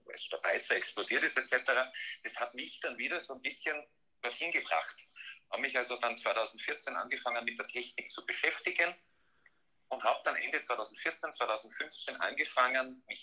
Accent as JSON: {"language": "German", "town": "Graz", "region": "Styria", "country": "Austria", "tie": "born there", "said": "Ich bin mittlerweile 39 Jahre alt, äh, gebürtig in Graz äh, und, und, mittlerweile auch tätig in Graz."}